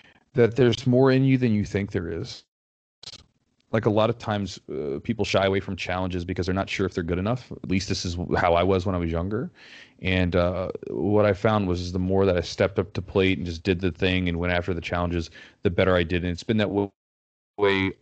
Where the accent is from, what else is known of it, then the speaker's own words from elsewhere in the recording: United States; as an American